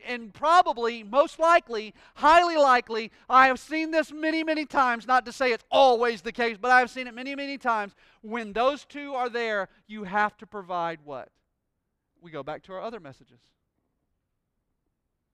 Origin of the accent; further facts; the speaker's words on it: Pensacola, Florida, United States; I'm from Pensacola, Florida, born and bred here my entire life